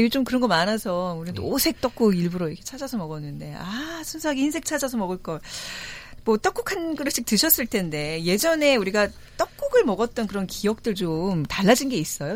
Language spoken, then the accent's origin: Korean; Seoul, South Korea; 자라나기를 다 서울에서 자라서